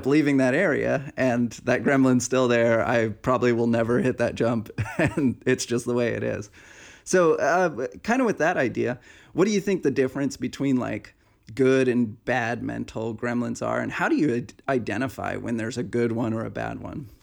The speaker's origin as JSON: {"language": "English", "region": "Pacific Northwest", "country": "United States", "tie": "born or raised there", "moved": "yes", "said": "back in the Pacific Northwest, back to my hometown"}